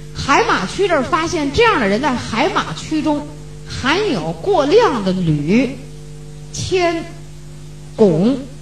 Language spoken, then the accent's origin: Chinese; China; 我们中国人